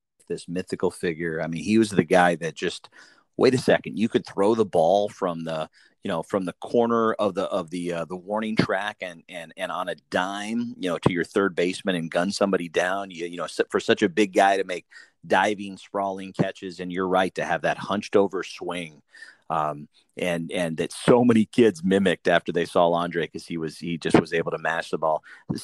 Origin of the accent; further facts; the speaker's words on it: East Central Illinois, United States; I grew up in East Central Illinois